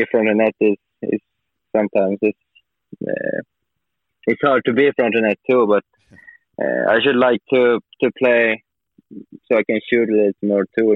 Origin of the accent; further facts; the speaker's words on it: Norrland, Sweden; English is a second language; I'm up north from Sweden